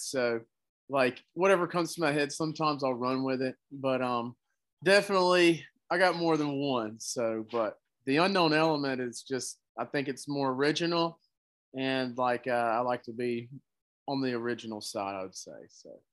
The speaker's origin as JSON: {"language": "English", "town": "Fulton", "region": "Mississippi", "country": "United States", "tie": "born or raised there", "also_born_or_lived": "Tupelo, Mississippi", "said": "I'm from Fulton, Mississippi. Uh, I was born in Tupelo, but for the majority of my life, I was I've lived in Fulton and uh, Tupelo"}